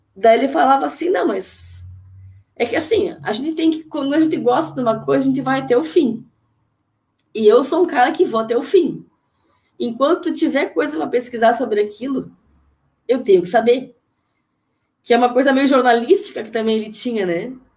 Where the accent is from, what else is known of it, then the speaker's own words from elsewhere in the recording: Joaçaba, Santa Catarina, Brazil; eu sou de Joaçaba, que é, sou conterrânea dos Ganzelo